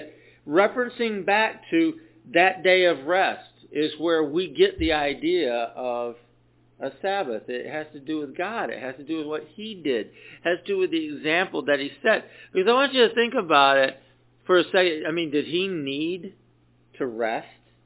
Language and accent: English; the South, United States; when I was a kid, I grew up in the South